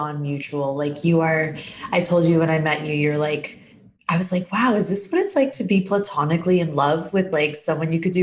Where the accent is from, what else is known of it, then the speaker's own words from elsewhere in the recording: Phoenix, Arizona, United States; moved away as an adult; also born or lived in San Diego; I'm born and raised in Phoenix, Arizona